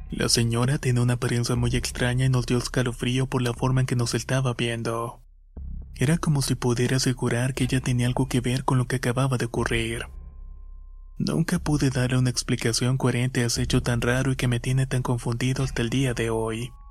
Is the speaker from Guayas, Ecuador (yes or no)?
no; Esmeraldas, Ecuador; now in Santo Domingo, Ecuador; soy oriundo de Esmeraldas, Ecuador. Pero actualmente estoy viviendo en Santo Domingo.